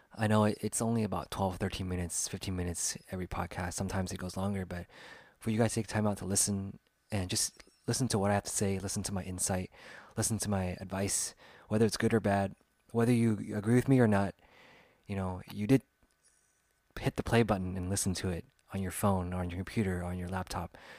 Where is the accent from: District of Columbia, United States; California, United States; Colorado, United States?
California, United States; Sacramento; It's a team that I liked growing up in my hometown.